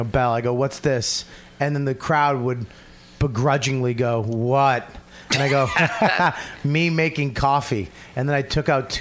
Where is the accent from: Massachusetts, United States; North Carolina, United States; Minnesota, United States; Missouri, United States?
Massachusetts, United States; Boston; I'm from Boston. I blame it on my upbringing in Boston